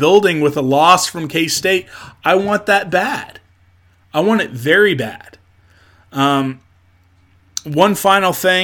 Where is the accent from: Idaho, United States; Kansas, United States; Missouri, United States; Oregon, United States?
Kansas, United States; Topeka; growing up in Topeka, Kansas